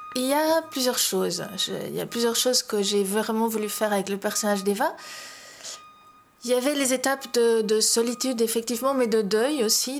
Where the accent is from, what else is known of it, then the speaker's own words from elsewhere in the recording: Belgium; now in Spain; J'ai longtemps vécu à l'étranger. Je vis toujours à l'étranger, entre guillemets, puisque j'habite en, en Espagne et pas en Belgique